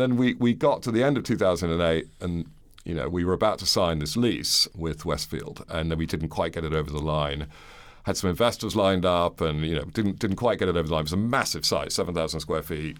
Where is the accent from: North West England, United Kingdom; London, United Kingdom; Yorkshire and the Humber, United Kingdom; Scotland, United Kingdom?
London, United Kingdom; also born or lived in New York, United States / Guangzhou, China / Manila, Philippines; I was born in New York, moved to London when I was eight. My parents are American. I went to school here all the way through and university